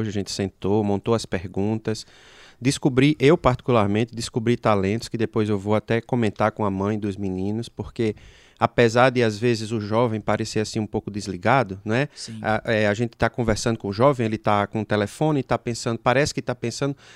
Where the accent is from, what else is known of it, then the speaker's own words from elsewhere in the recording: Natal, Rio Grande do Norte, Brazil; accent: Potiguar; E o meu sotaque, obviamente, vocês já perceberam, como ele também já muito bem falou, Potiguar, lá da cidade de Natal